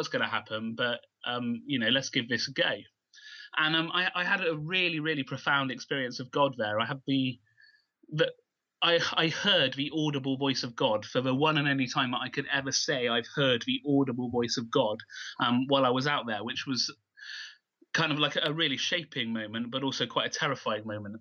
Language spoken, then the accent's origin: English; Keynsham, South West England, United Kingdom; I've lived in Canesham all my life, so born and bred here.